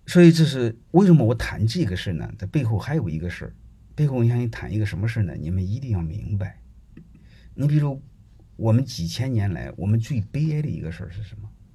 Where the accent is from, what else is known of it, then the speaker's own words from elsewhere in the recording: Henan, China; 我是河南人，我是总部的人